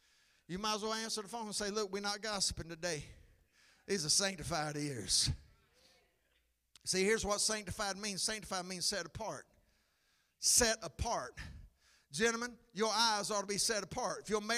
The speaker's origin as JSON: {"language": "English", "town": "McCall", "country": "United States", "tie": "born or raised there", "said": "Come on, I grew up in McCall. All those girls wore blue jean skirts."}